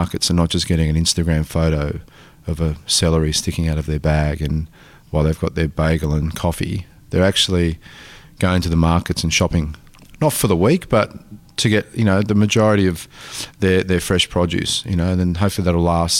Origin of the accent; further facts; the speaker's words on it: Tasmania, Australia; I come from a family of farmers in Italy, like, and, you know, growing up in Tasmania, like, our backyard was like being in Naples.